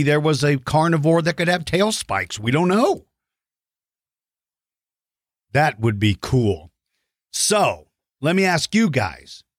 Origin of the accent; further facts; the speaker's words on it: Maryland, United States; moved away; I grew up in Maryland, which was close to there